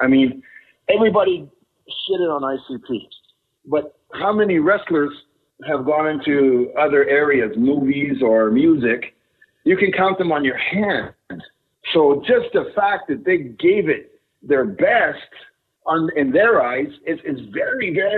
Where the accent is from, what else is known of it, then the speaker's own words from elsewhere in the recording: Thunder Bay, Ontario, Canada; moved away as an adult; also born or lived in Mexico; I'm from Thunder Bay